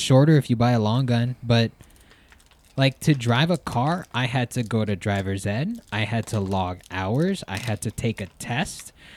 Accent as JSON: {"language": "English", "region": "Hawaii", "country": "United States", "tie": "born or raised there", "said": "growing up in Hawaii"}